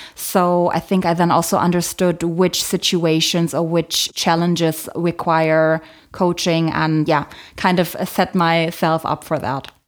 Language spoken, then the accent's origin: English; Germany; I was born in Germany, but my mom is from Poland. My dad is from the Philippines